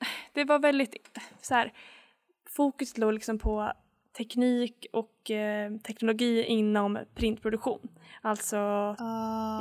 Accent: Sweden; moved away as an adult; now in Canada; jag är från Sverige

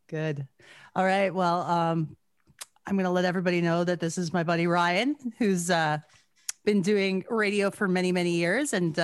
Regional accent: Gibbons, Alberta, Canada; also born or lived in Edmonton; I first heard about them when I was growing up in Gibbons in like the late 80s, early 90s

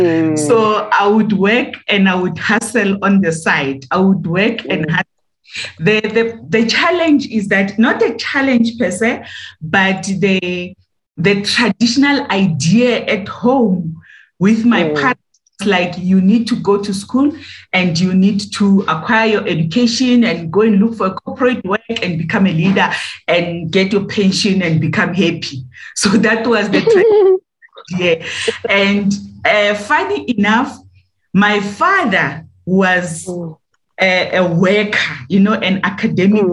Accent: Winterfeld, South Africa; moved away as an adult; also born or lived in East London; I was born in Winterfeld, in agricultural area, where my father has decided to buy a farm and put his family there. I grew up there, I went to school there

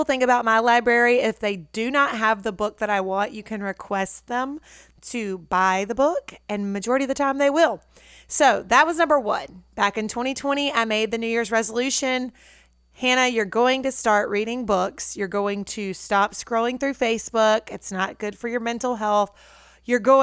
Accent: Natchez, Mississippi, United States; moved away; my hometown of Natchez

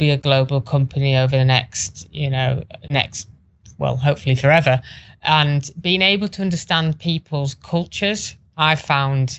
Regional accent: Teesside, North East England, United Kingdom; my hometown, Teesside

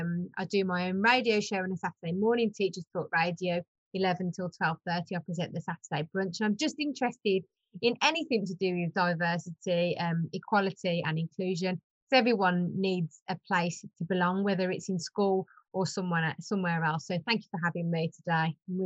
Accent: Birmingham, West Midlands, United Kingdom; now in Oxfordshire, United Kingdom; You might be able to tell I am from Birmingham. Yeah, mighty Birmingham. And at the minute I live in Oxfordshire.

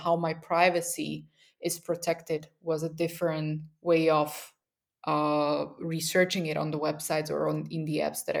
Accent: Bratislava, Bratislava Region, Slovakia; also born or lived in Berlin; now in Vienna, Austria; I'm in Vienna, Austria, which is just 60 kilometers far away from where I come from Bratislava. So it's after moving here from Berlin, it was very surreal.

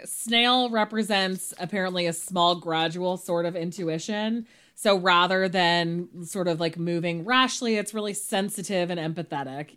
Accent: Monterey County, California, United States; I'm from Monterey County

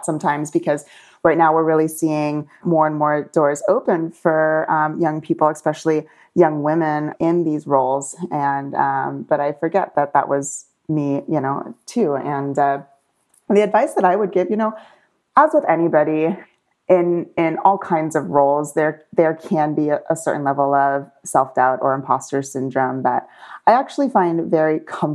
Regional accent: St. Petersburg, Florida, United States; now in Las Vegas, United States; I'm from St. Petersburg, Florida

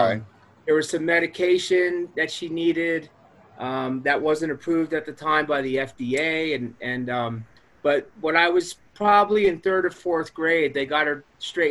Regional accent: New York, United States; So, but yeah, man, I grew up on Long Island, about 50 minutes outside of Manhattan. Suburbia, middle class.

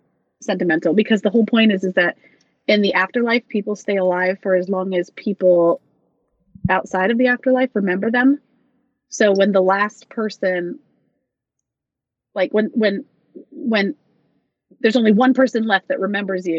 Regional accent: Loganville, Georgia, United States; moved away; I grew up in Loganville

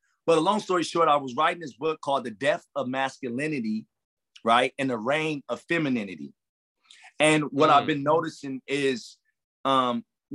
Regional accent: Los Angeles, California, United States; also born or lived in Compton, California; I come from Watts, I come from Compton

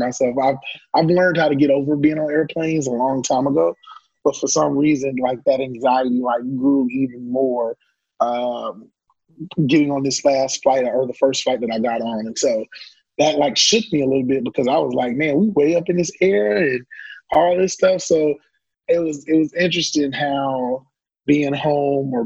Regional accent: Orlando, Florida, United States; I'm born and raised in Mickey Mouse Country, Orlando, Florida

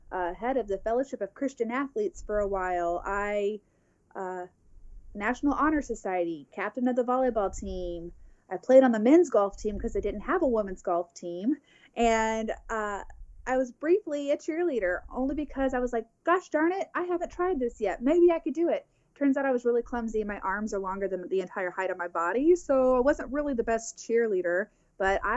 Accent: Springfield, Missouri, United States; also born or lived in Dallas, Texas; now in Arkansas, United States; I was born in Dallas, Texas, and I lived there until I was, maybe 10 or 11. Then my family moved to Springfield, Missouri

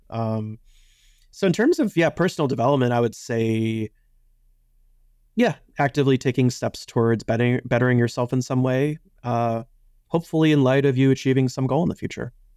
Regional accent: Chicago, Illinois, United States; I grew up in Chicago, and I was a child when, uh, Michael Jordan was at his peak

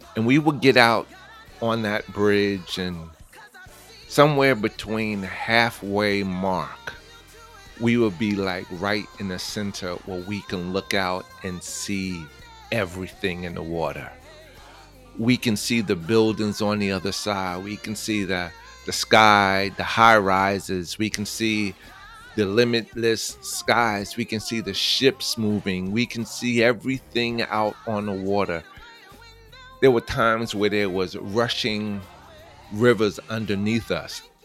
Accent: New York City, New York, United States; I'm from New York, born and raised stomping grounds of Queens, Manhattan, the Bronx, Long Island

